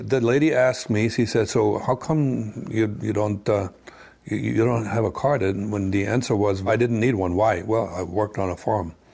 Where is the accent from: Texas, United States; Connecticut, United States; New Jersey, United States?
New Jersey, United States; Orange; originally from New Jersey. I was born in Orange. Mm-hmm. That's it, American.